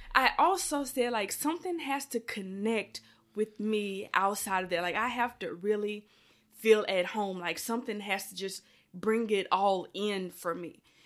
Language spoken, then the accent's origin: English; Louisiana, United States; moved away; I'm from Louisiana